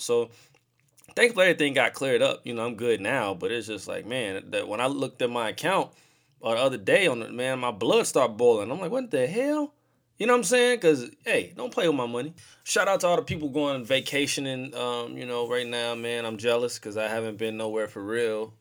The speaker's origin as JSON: {"language": "English", "town": "St. Louis", "region": "Missouri", "country": "United States", "said": "I'm from St. Louis, I live in St. Louis"}